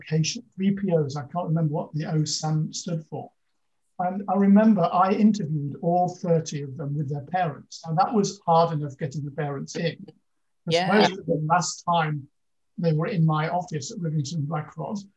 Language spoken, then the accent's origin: English; Lincolnshire Fens, East Midlands, United Kingdom; I grew up in the Lincolnshire Fens, so in a very rural